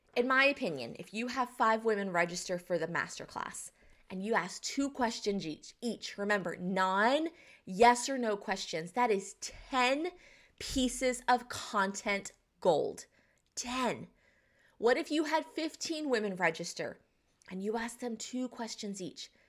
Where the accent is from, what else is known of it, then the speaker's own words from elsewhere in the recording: Southeastern North Carolina, United States; I'm from the South. I'm from Southeastern North Carolina and I live in the Bible Belt here